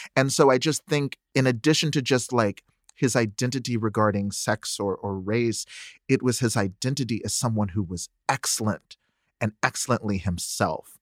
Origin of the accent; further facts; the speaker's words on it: the South, United States; I was raised Nichiren Buddhist in the South